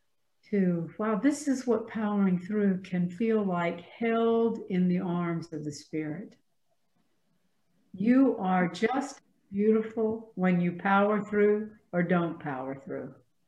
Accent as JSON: {"language": "English", "region": "the South", "country": "United States", "accent": "Southern", "said": "I have erased as much of my Southern accent as I can."}